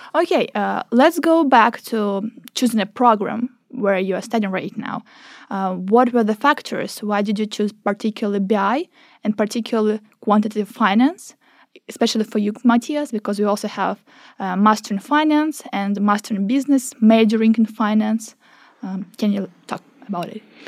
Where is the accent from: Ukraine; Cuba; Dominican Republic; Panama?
Ukraine; now in Norway; I am from Ukraine